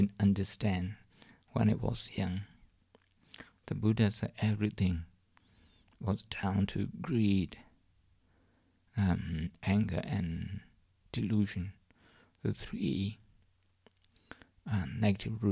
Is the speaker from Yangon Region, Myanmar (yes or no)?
no; Shan State, Myanmar; moved away; in my hometown, in the part of my hometown, in Shan State, in Myanmar, in Burma. For the last 40 years, I think I left home about 40 years